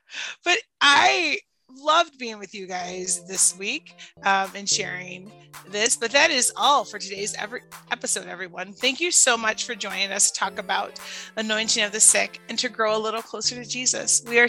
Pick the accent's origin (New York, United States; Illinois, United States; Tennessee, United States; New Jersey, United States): Illinois, United States; Chicago; accent: Chicago; also born or lived in Indiana; And when I left Indiana after I lived there for 3 years, I go, yeah, I'm gonna get my Chicago accent back